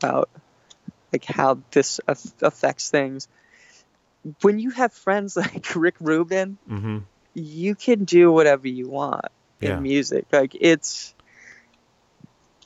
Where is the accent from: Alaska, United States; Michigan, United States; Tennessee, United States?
Alaska, United States; we're all from Alaska. Like, that's the scene that all of us grew up